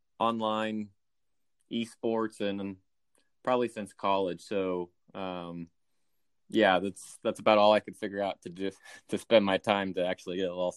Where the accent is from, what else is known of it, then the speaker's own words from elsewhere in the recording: Columbus, Ohio, United States; moved away as an adult; also born or lived in Cincinnati, Ohio; now in Dallas, United States; So I'm from Ohio originally, born and raised in Columbus, Ohio. Spent 18 years there until I went to University of Cincinnati for college